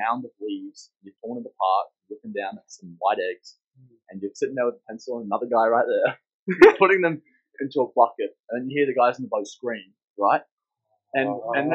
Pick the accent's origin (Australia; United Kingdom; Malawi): Australia; Palmer, Queensland; now in Fenner, Australia; I grew up in Palmer, Queensland, and my house was literally a couple hundred metres from a rip system in the mangroves.